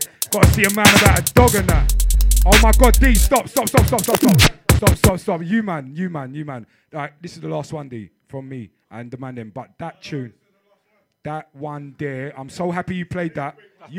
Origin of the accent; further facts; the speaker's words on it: London, United Kingdom; Oi, I was born and grown in London, mate. Therefore, it's British.